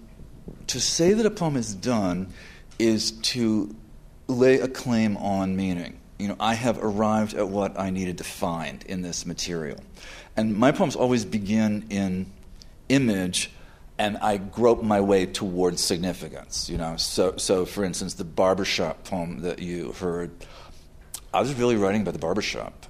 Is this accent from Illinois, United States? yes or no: no; New York, United States; I'm a New Yorker.